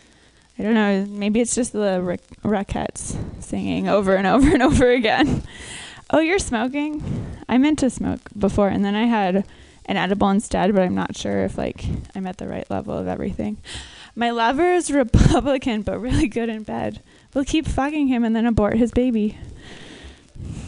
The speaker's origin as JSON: {"language": "English", "area": "suburbs of Minneapolis", "region": "Minnesota", "country": "United States", "tie": "born or raised there", "said": "I'm from Minnesota"}